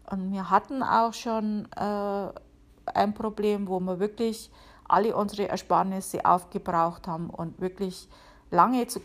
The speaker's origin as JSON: {"language": "German", "region": "Bavaria", "country": "Germany", "said": "Wie man hören kann, ich bin ja aus Bayern, ähm, genau zu sein aus der Oberpfalz. Und ich bin halt irgendwie auch so, so ein grantiger Oberpfälzer manchmal."}